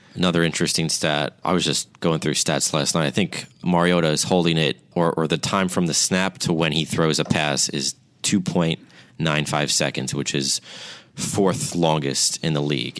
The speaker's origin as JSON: {"language": "English", "region": "New York", "country": "United States", "said": "I'm from New York"}